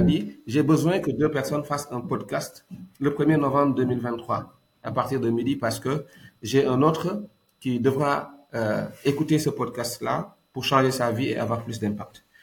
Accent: Dakar, Senegal; also born or lived in Thiès / Kaolack; je suis né à la CICAP Liberté 5, un boy CICAP, J'ai grandi à la SICAP

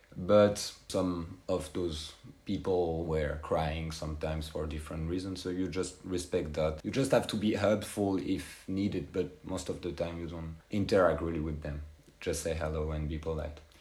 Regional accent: France; English is a second language; moved away as an adult; now in Skopje, North Macedonia; my hometown in uh, France

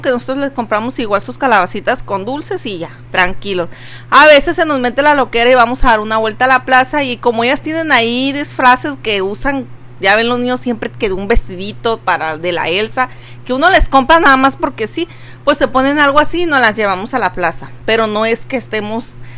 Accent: Veracruz, Mexico; now in Tijuana, Mexico; yo soy de allá de Veracruz

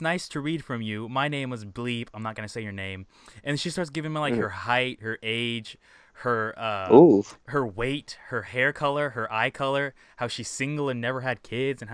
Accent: Indiana, United States; I sent her the Indiana flag

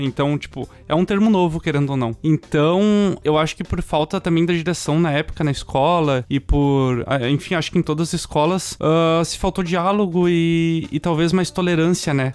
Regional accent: Canoas, Rio Grande do Sul, Brazil; Canoas, que é da cidade onde eu nasci

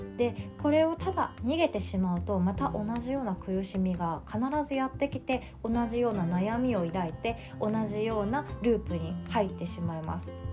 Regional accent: Shikoku, Japan; also born or lived in Kanagawa; now in Osaka, Japan; 私の実家の四国

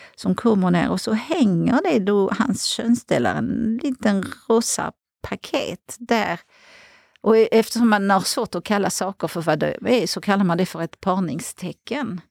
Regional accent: outside Paris, Île-de-France, France; Swedish is a second language; moved away as an adult; now in Sweden; jag är uppväxt utanför Paris

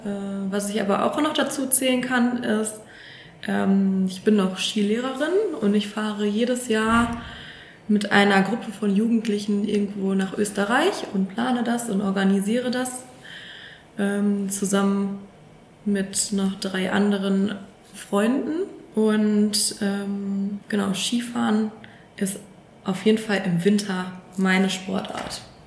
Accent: Sauerland, near Lüdenscheid, North Rhine-Westphalia, Germany; moved away as an adult; also born or lived in Paderborn; now in Warburg, Germany; Tatsächlich komme ich aus dem Sauerland aus der Nähe von Lüdenscheid

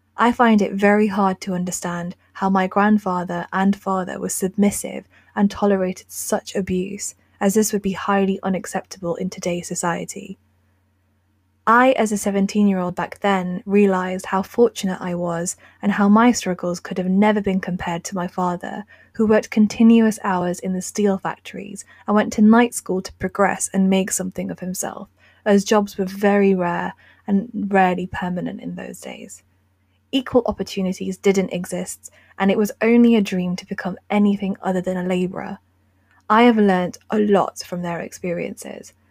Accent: United Kingdom; We as British Asians

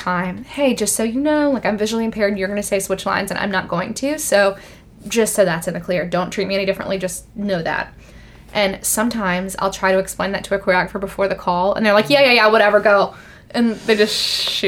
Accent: Birmingham, Alabama, United States; moved away; where I'm from in Birmingham, Alabama

